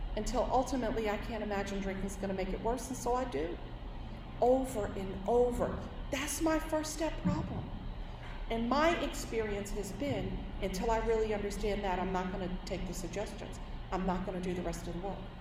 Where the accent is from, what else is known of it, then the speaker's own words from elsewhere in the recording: New York City, New York, United States; I'm born and raised in New York City